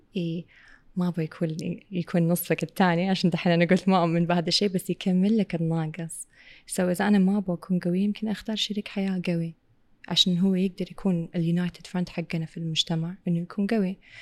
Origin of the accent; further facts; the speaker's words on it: Saudi Arabia; Arabic is a second language; also born or lived in England; بعد ان امي وابوي اتطلقوا وابوي اخذني السعوديه جيت على السعوديه وقتها ما كنت اتكلم عربي ابدا ابدا